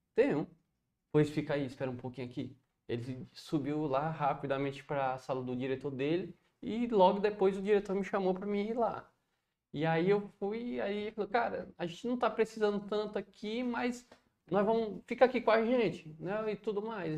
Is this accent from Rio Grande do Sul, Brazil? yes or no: no; Viçosa do Ceará, Ceará, Brazil; moved away as an adult; also born or lived in Cuiabá; now in Fortaleza, Brazil; eu sou nascido e criado, de fato, em Viçosa do Ceará